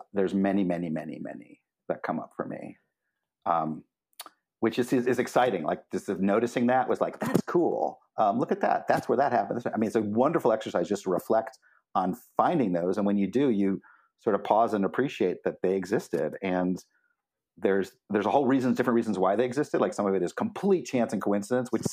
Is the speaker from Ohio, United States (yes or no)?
yes; Cleveland, Ohio, United States; moved away as an adult; also born or lived in Olympia, Washington; now in Portland, United States; I grew up in the Midwest and Cleveland, Ohio, to be specific, and left as soon as I finished grad school